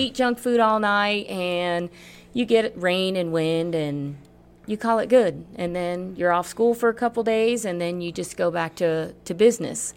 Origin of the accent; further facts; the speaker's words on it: Miami, Florida, United States; moved away as an adult; also born or lived in Puerto Rico; now in Colorado, United States; I grew up in Miami, South Florida